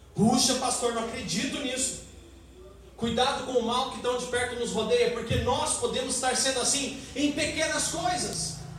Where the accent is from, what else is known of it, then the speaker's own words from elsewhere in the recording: Brazil; Queremos ser cidadãos da nossa pátria aqui na terra como brasileiros